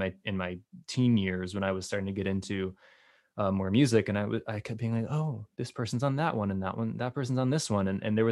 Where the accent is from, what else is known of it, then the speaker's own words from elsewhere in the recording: United States; as an American